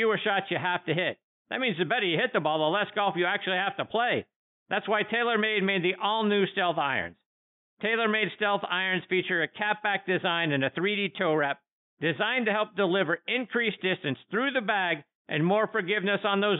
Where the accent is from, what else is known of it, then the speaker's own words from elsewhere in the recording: Pittsburgh, Pennsylvania, United States; my hometown of Pittsburgh, Pennsylvania